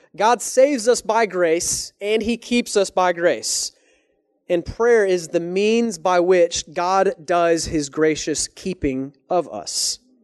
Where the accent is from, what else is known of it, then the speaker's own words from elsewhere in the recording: Texas, United States; moved away as an adult; now in Canada; I'm from Texas